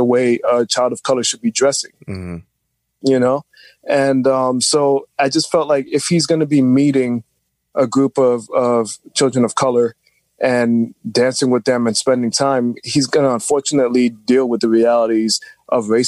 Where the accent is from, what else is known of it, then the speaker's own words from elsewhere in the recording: New York City, New York, United States; I grew up in New York City all my life